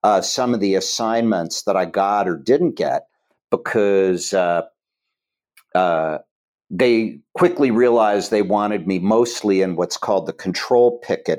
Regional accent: Chillicothe, Ohio, United States; moved away; I grew up in Chillicothe, Ohio

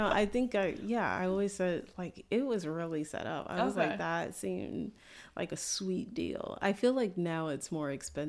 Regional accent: United States

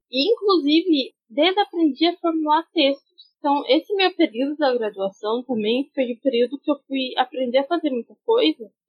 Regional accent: Campo Grande, Mato Grosso do Sul, Brazil; Aí eu saí de Campo Grande, meus pais não moravam, não tinha mais como ficar em Campo Grande.

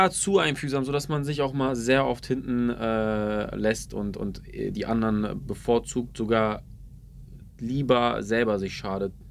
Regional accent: Ulm, Baden-Württemberg, Germany; Nee, ich komme aus Ulm ursprünglich.

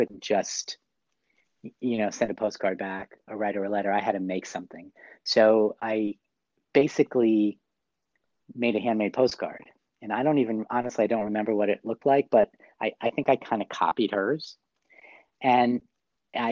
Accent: New York City, New York, United States; I'm from New York City.

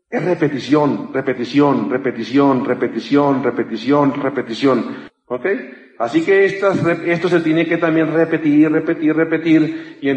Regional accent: Mexico; Yo te digo, yo, te digo, yo vengo desde México, no tengo por qué engañarte.

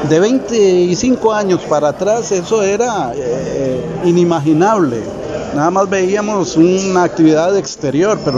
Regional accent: Costa Rica; elementos que son parte del alma del tico y nosotros somos tico

